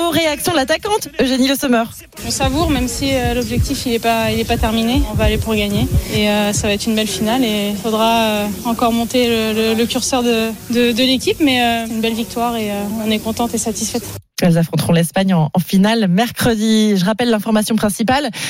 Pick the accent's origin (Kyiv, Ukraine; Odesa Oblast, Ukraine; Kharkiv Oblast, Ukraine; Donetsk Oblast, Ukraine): Kharkiv Oblast, Ukraine; Kharkiv; French is a second language; moved away as an adult; now in Gironde, France; J'ai essayé de revenir chez moi, à Kharkiv